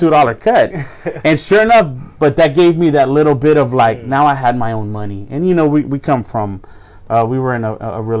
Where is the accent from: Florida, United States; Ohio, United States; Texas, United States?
Florida, United States; Miami; we grew up in Miami